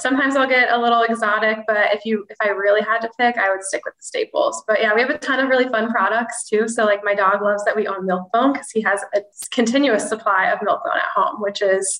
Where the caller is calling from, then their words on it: Akron, Ohio, United States; So I'm coming from Akron, Ohio, which is kind of like a suburb-ish of Cleveland. So I'm about an hour south of Cleveland.